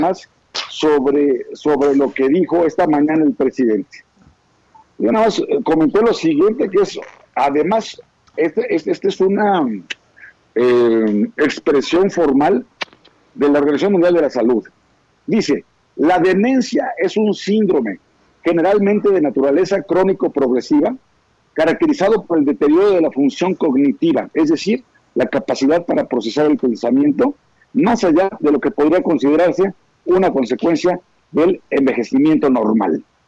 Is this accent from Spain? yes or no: no; Mexico; sí estoy enojado como mexicano, como ciudadano